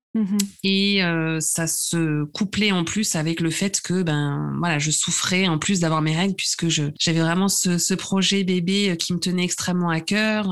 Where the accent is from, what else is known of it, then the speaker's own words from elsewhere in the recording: Nice region, Provence-Alpes-Côte d'Azur, France; moved away as an adult; also born or lived in Paris; j'habite à Nice, euh, dans le sud de la France. je suis revenue, on va dire, dans ma région d'origine après avoir passé 15 ans à Paris.